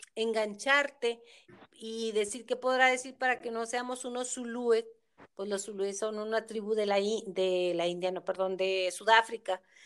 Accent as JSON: {"language": "Spanish", "country": "Mexico", "said": "como cultura mexicana"}